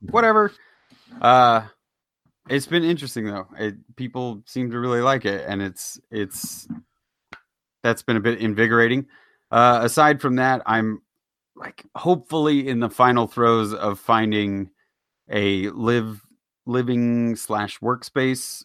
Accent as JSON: {"language": "English", "town": "Kansas City", "region": "Missouri", "country": "United States", "tie": "born or raised there", "moved": "yes", "said": "my hometown team"}